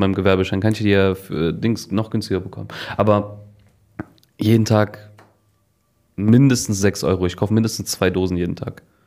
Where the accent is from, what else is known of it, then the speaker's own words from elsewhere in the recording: Cologne, North Rhine-Westphalia, Germany; bei uns in Kölle